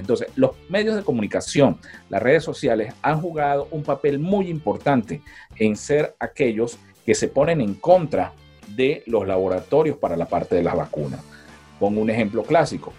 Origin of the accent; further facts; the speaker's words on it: San Cristóbal, Táchira, Venezuela; now in Riverside, United States; de donde nosotros somos, de San Cristóbal